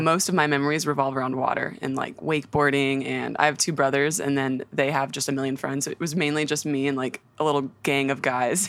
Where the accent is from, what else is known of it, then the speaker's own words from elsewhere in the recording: Nashville, Tennessee, United States; I'm just conveniently from Nashville